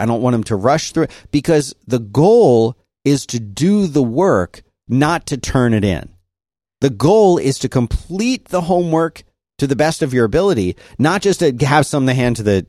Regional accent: Philadelphia, Pennsylvania, United States; I grew up in Philadelphia. Everyone got beat up.

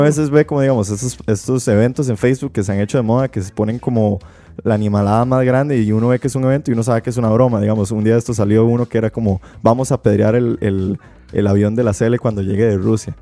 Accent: Belén, Heredia, Costa Rica; yo soy de Belén

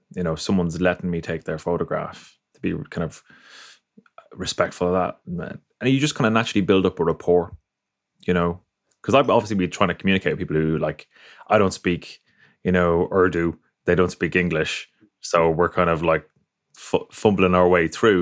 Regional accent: Ireland; I grew up in Ireland, came from a Catholic background.

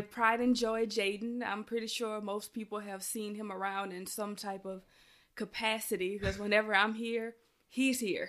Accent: Louisiana, United States; moved away; I'm from Louisiana

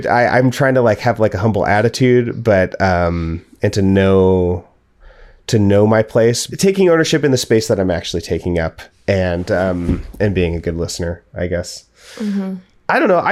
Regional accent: Portland, Oregon, United States; I was raised in Portland and the surrounding area

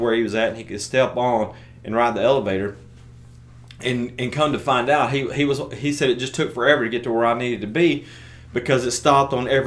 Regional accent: United States; being American

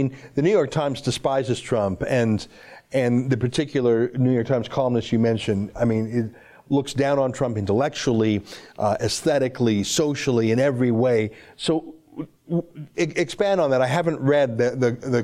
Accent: Canada; I'm a Canadian, I'm an outsider

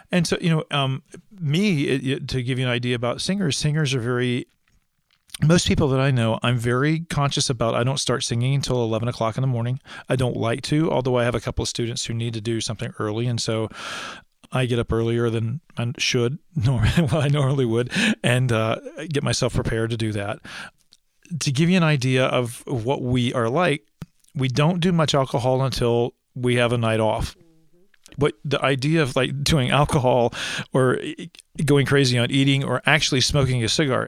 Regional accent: East Alabama, United States; I am from East Alabama

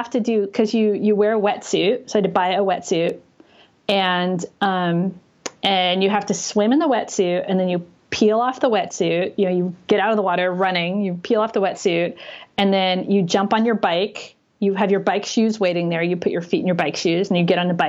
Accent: Los Angeles, California, United States; now in San Francisco, United States; I grew up in Los Angeles

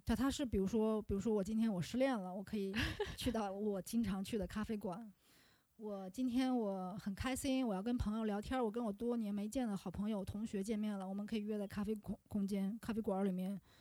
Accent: Yuncheng, Shanxi, China; now in Chengdu, China; 我是山西人，我跟丁睿还算是老乡，对吧？我们都是山西运城的

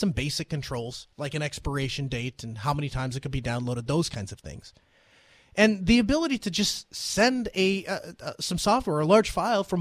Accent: North Dakota, United States; my home state of North Dakota

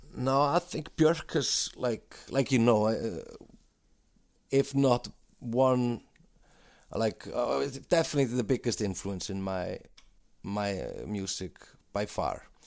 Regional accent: Iceland; also born or lived in London; we're two guys from Iceland

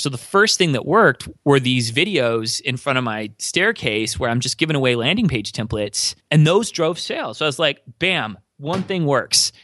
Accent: near LA, Southern California, United States; moved away as an adult; now in Minnesota, United States; I was born and raised in Southern California, near L

